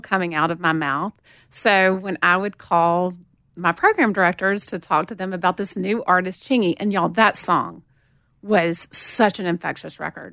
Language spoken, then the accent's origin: English; Montgomery, Alabama, United States; accent: southern; moved away as an adult; also born or lived in Atlanta, Georgia; now in Nashville, United States; I grew up in Montgomery